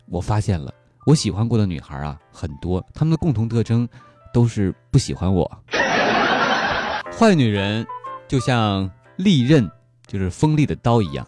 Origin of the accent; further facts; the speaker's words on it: China; 我英文不好，我，你像我中国人不会说英文